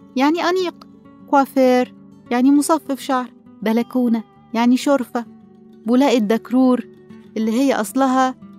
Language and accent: Arabic; Egypt; عندنا في مصر كلها